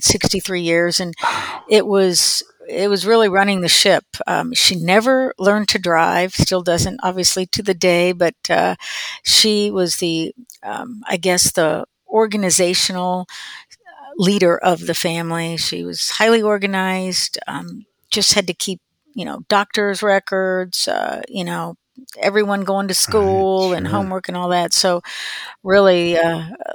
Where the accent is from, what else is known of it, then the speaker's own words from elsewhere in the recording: Prairie Village, Kansas, United States; I grew up in Prairie Village, Kansas, Overland Park, Prairie Village area